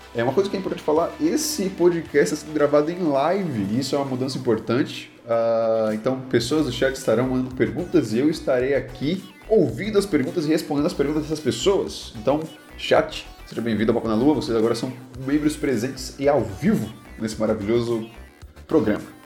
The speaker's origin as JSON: {"language": "Portuguese", "country": "Brazil", "said": "nós, como brasileiros"}